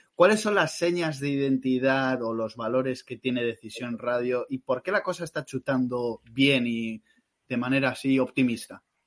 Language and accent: Spanish; Madrid, Community of Madrid, Spain; moved away as an adult; now in Galicia, Spain; aunque somos de Madrid